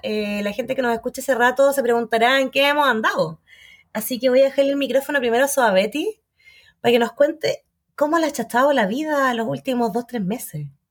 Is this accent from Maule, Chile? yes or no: no; Magallanes and Chilean Antarctica, Chile; now in Santiago, Chile; soy de Magallanes